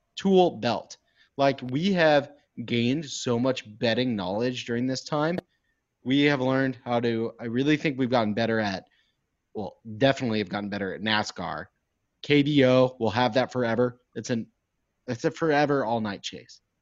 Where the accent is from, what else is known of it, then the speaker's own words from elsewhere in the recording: Houston, Texas, United States; I'm from Houston